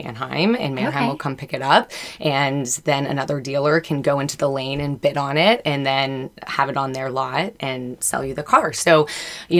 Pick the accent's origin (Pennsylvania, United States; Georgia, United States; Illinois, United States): Pennsylvania, United States; Lancaster; moved away as an adult; now in Louisville, United States; I'm originally from Lancaster, Pennsylvania, and made my way to Louisville through field hockey